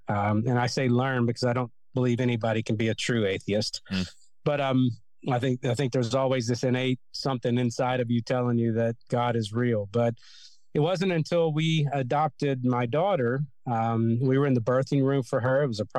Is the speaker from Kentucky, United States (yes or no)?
yes; Kentucky, United States; And so growing up in Kentucky, there's a church on every corner of the streets.